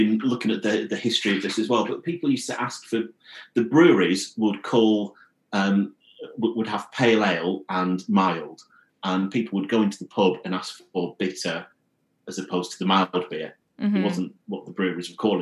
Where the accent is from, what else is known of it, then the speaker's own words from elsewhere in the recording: Blackburn, North West England, United Kingdom; I grew up in Blackburn in Lancashire